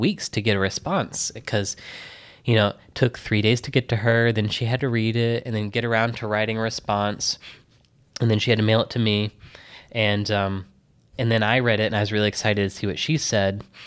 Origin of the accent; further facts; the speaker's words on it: Texas, United States; also born or lived in Michigan; now in New York City, United States; I was born in Texas, blah, blah, blah, and then I went to Michigan